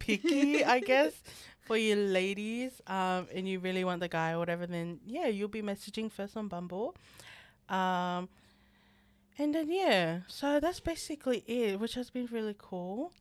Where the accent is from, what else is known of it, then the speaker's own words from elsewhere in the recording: Australia; us Australians